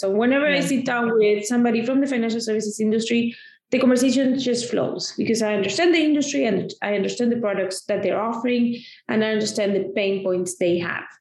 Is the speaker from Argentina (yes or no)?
yes; Argentina; now in United States; I come from Argentina, oh, okay. where I grew up